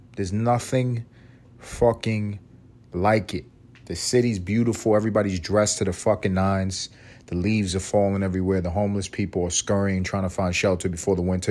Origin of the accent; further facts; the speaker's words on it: New York City, New York, United States; moved away as an adult; now in Atlanta, United States; I grew up in New York City and didn't travel nowhere growing up